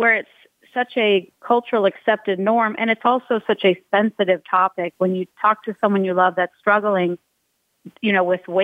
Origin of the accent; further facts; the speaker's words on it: Utah, United States; I'm one of 26 grandchildren, born and raised in Utah